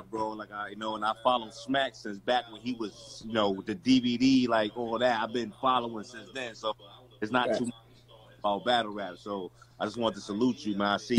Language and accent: English; Virginia, United States; moved away; also born or lived in Connecticut; I'm originally from Virginia